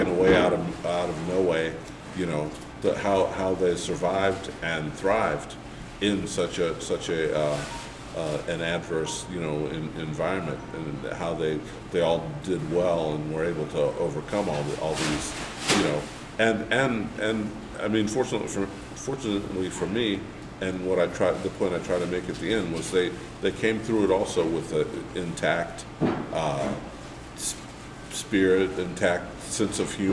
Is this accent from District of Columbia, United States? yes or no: yes; Washington, District of Columbia, United States; also born or lived in Titusville, Alabama; I was born in Washington, D.C.